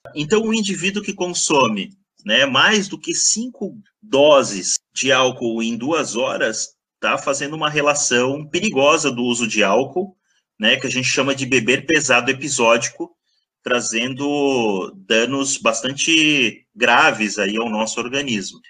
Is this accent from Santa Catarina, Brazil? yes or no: yes; Blumenau, Santa Catarina, Brazil; moved away as an adult; also born or lived in Botucatu, São Paulo; sou natural de Blumenau.